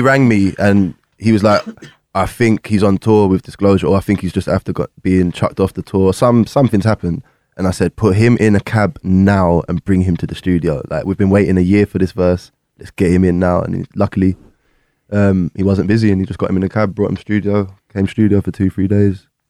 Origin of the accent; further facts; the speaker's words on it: Wexford, Leinster, Ireland; accent: Irish; I had no music friends growing up in Wexford ever